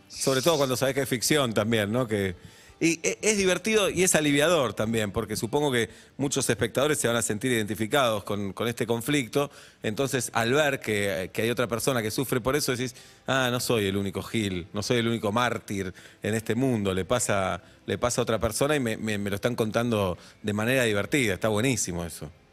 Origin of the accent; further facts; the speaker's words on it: José Mármol, Buenos Aires Province, Argentina; De, José Mármol